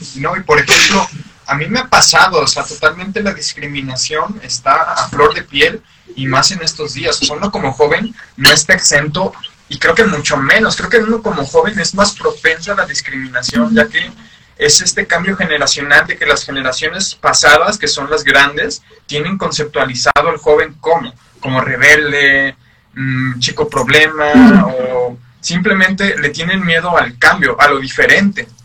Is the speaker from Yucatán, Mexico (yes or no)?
no; San Luis Potosí, Mexico; uno como mexicano, uno como potosino